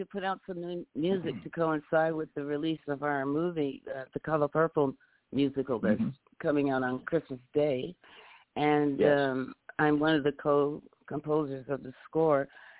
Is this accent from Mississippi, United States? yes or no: no; New York City, New York, United States; when I was a kid growing up in Brooklyn